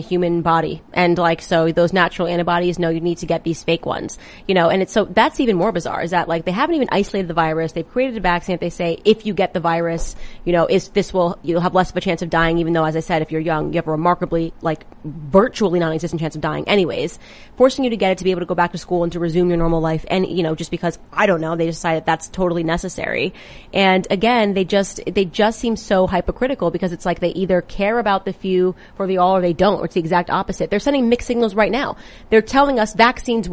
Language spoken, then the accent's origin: English; Connecticut, United States; I'm from Connecticut